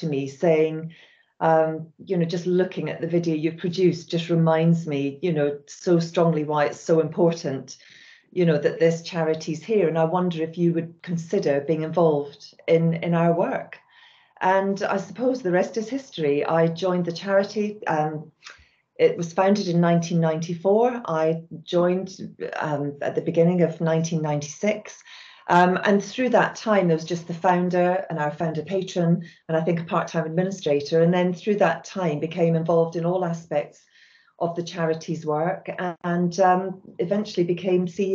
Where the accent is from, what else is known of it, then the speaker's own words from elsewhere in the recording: Scotland, United Kingdom; moved away as an adult; now in England; You can possibly hear from my accent that I was brought up and raised in Scotland